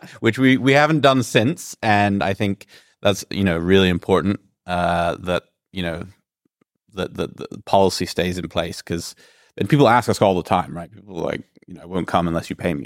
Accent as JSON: {"language": "English", "country": "Greece", "said": "I'm originally from Greece"}